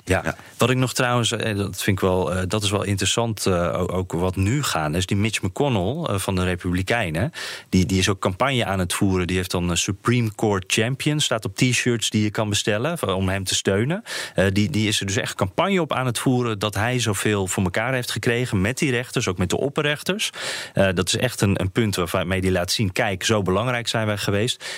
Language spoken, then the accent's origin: Dutch; Netherlands; Wij Nederlanders